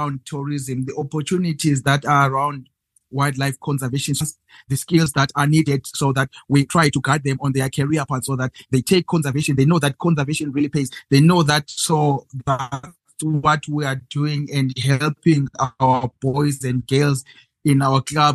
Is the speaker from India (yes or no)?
no; Zimbabwe; I'm from Zimbabwe, and I live in one of the best places in the world